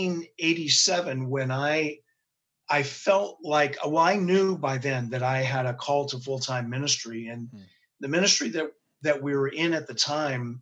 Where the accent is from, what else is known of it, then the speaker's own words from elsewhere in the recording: Mountain View, California, United States; also born or lived in Cupertino, California / San Jose, California; now in Chesapeake, United States; I am now living in Chesapeake, Virginia, but I am from Mountain View, California, and lived most of my life in Mountain View and Cupertino and San Jose